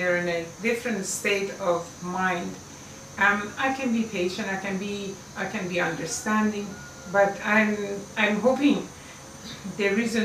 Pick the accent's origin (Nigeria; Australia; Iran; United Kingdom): Iran; English is a second language; moved away as an adult; now in United States